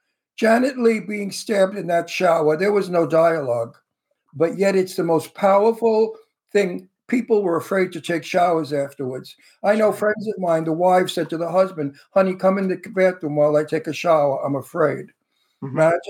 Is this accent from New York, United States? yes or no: yes; New York City, New York, United States; accent: Brooklyn; I could talk like I come from Brooklyn because I really do come from Brooklyn, you know. So my accent is a real accent. Right now, this is how they talk in Brooklyn.